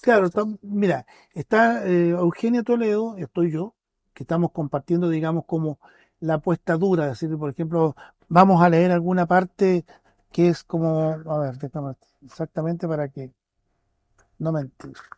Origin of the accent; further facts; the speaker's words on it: Vallenar, Atacama, Chile; now in Pucón, Chile; Yo no soy nacido acá en Pucón, yo nací en, en Vallenar, tercera región.